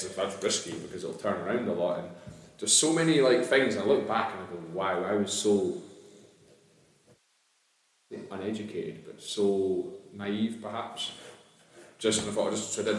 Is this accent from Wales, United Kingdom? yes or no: no; near Stonehaven, Scotland, United Kingdom; moved away as an adult; now in Dunfermline, United Kingdom; I didn't grow up in Dunfermline, I grew up near Stonehaven